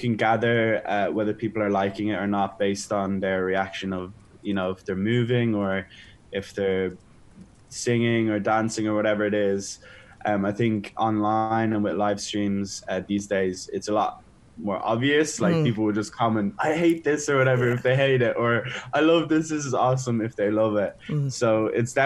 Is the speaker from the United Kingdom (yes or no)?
no; Dublin, Leinster, Ireland; overlooking Dublin. It's my home town